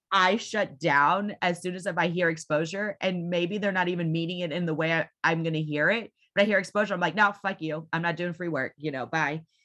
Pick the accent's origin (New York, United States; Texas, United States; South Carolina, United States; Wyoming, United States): Texas, United States; Houston; I am been born and raised in Houston, Texas